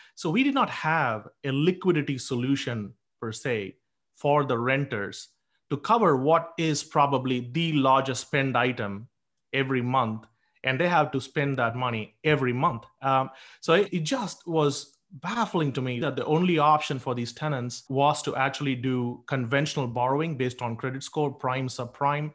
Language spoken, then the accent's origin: English; India; moved away; I grew up in India